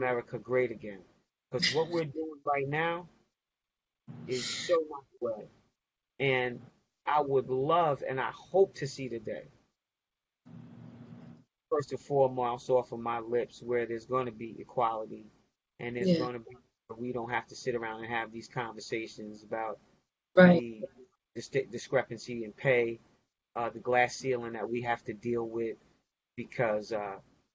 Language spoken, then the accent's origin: English; United States